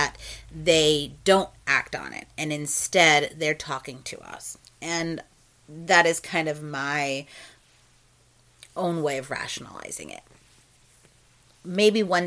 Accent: New Jersey, United States; accent: Jersey; moved away; I am from New Jersey originally

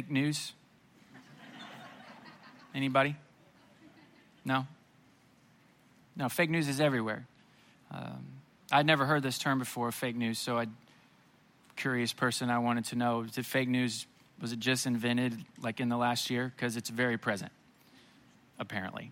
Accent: Springfield, Missouri, United States; I grew up in Springfield, Missouri

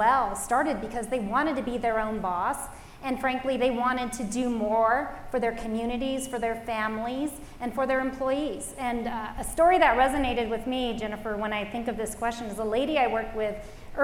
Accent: Los Angeles, California, United States; I grew up in the Los Angeles area.

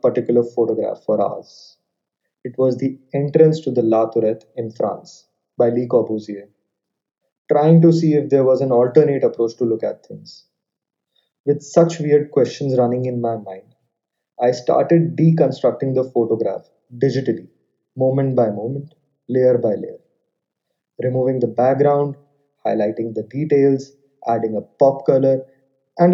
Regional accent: Jaipur, Rajasthan, India; now in New Delhi, India; I was born and brought up in Jaipur, Rajasthan

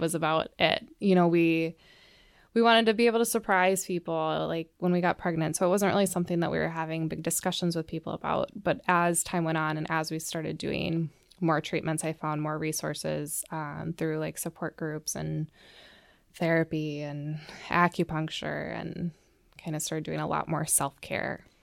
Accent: Plymouth, Minnesota, United States; I grew up in the suburbs of the Twin Cities. I grew up in Plymouth

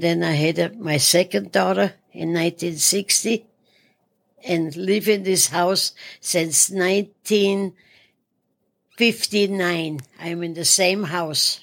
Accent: Salzburg, Austria; moved away as an adult; I'm from Salzburg, Austria

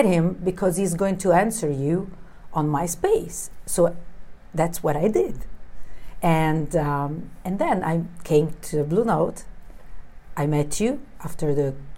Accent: Naples, Campania, Italy; now in Milan, Italy; I'm from Italy. I'm from Napoli, south of Italy

